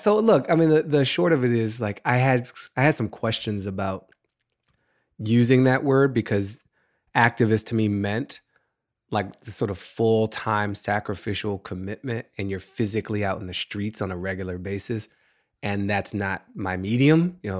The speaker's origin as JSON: {"language": "English", "town": "Washington", "region": "District of Columbia", "country": "United States", "tie": "born or raised there", "also_born_or_lived": "Maryland", "said": "In Washington, D.C. I grew up in Washington, D.C. I'm a native Washingtonian, and I lived there basically till I was 18. We moved from D.C. to Maryland when I was 12, but I still was going to school in D.C."}